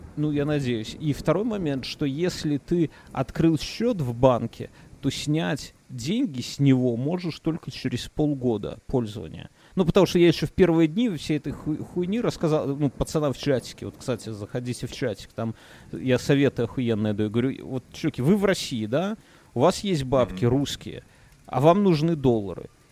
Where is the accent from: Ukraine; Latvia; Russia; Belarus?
Belarus; я как опытный белорус